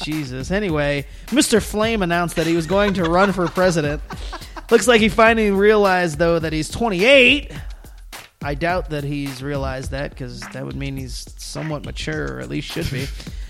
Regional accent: Mexico; I'm from Mexico. He wants to put up a wall in front of my country.

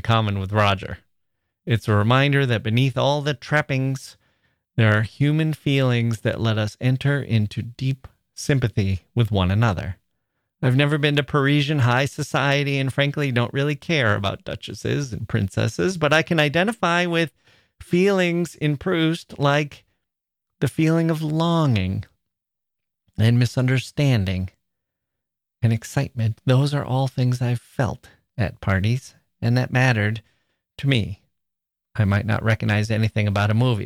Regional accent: Midwest, United States; also born or lived in Chicago; We're both from the Midwest

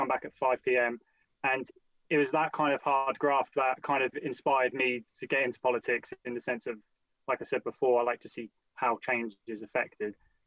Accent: Portsmouth, South East England, United Kingdom; also born or lived in London; I grew up in Hilsea

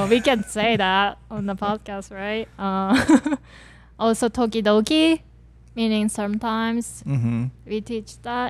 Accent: Japan; growing up in Japan.

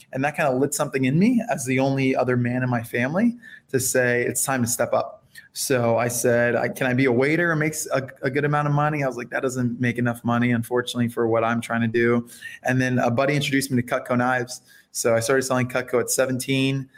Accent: Fort Lauderdale, Florida, United States; first language Spanish; English is a second language; also born or lived in Miami, Florida; I was born and raised in Fort Lauderdale, Florida. I was born in Miami

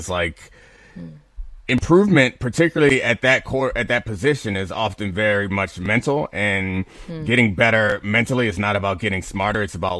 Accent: Baltimore, Maryland, United States; I'm from Baltimore.

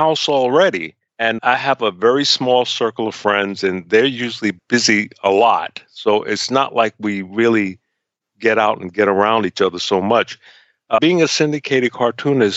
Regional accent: New York City, New York, United States; I was going through when I was growing up in Harlem.

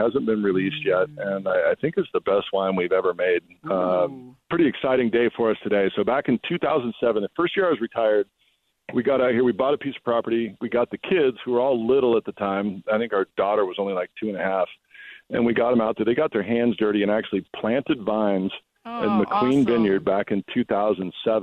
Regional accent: Walla Walla, Washington, United States; I'm from Walla Walla

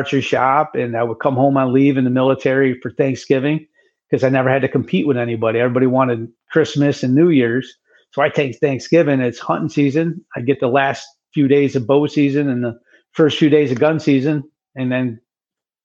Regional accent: Oneida, New York area, United States; that's my hometown area. Right down the road is where they came, Oneida, New York

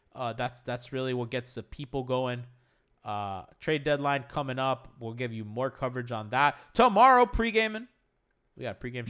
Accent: Kendall, Florida, United States; I grew up in Kendall.

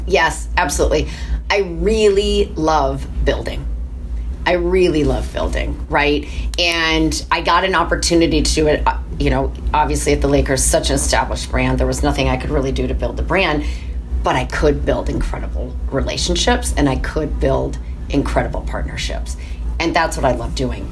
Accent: Michigan, United States; moved away; also born or lived in Minnesota; I was born in Minnesota, um, but grew up in Michigan

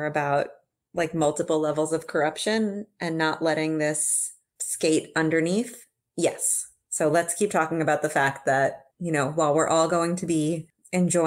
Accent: Uruguay

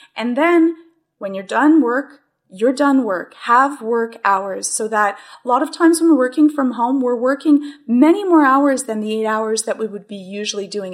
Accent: Canada; as being the Canadian

